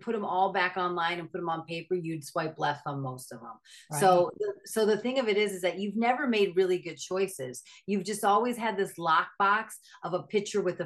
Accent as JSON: {"language": "English", "region": "Minnesota", "country": "United States", "said": "I'm from Minnesota."}